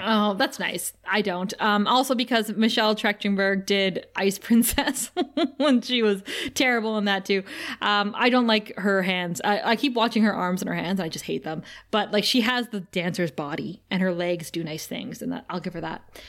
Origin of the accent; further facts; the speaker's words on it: Thunder Bay, Ontario, Canada; a girl like me growing up in Thunder Bay